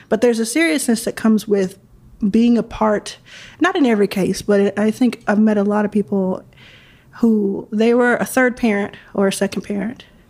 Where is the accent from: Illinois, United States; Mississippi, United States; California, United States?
Mississippi, United States; Jackson; moved away; also born or lived in Texas; I was born in Jackson, Mississippi.